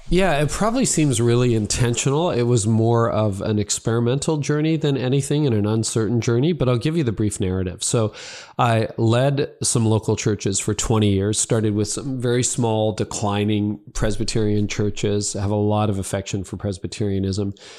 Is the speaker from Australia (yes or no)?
no; Midland, Ontario, Canada; my hometown of Midland